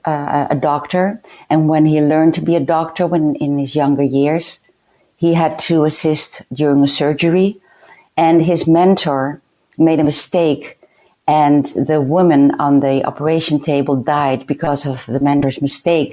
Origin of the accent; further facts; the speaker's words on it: Netherlands; I was a lunatic from the Netherlands